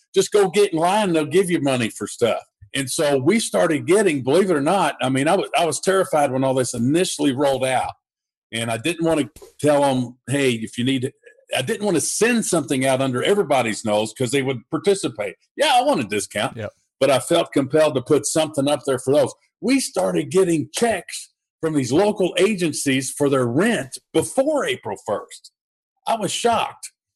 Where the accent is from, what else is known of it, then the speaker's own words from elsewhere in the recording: Louisville, Kentucky, United States; I'm here in Louisville, Kentucky, and I uh, I started my investing uh, while I had a full time job and uh, as an undercover police detective doing murder for hire, contract killings, organized crime